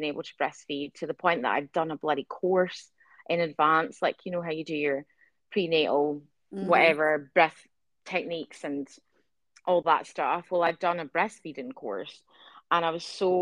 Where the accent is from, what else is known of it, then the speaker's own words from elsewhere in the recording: Scotland, United Kingdom; now in Adelaide, Australia; I'm Scottish